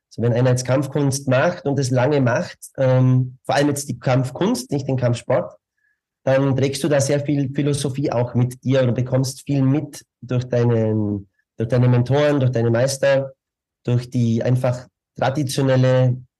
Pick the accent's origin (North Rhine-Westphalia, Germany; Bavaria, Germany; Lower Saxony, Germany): Bavaria, Germany; accent: Bavarian; moved away as an adult; also born or lived in Munich; now in Vienna, Austria; Ich bin auch Bayer, so wie Sie aber mehr, mehr noch im südlichen Bereich. Ähm, äh, bin da aufgewachsen, habe 18 Jahre dort gelebt und ähm, bin dann nach München zum Studieren, war zehn Jahre in München und bin seit 2003 in Wien.